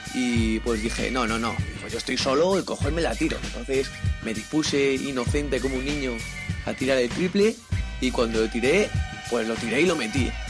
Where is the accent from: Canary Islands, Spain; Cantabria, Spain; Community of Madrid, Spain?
Community of Madrid, Spain; Madrid; soy de aquí de Madrid, del distrito de Ciudad Lineal.